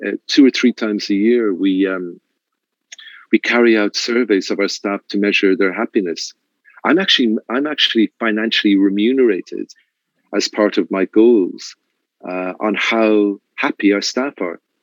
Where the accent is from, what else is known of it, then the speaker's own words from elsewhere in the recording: Ireland; now in Mexico; being Irish